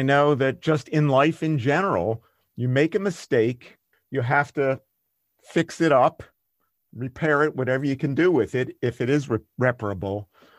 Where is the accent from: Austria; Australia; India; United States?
Austria; Vienna; now in Germany; that was another benefit of growing up in Vienna and moving to Germany.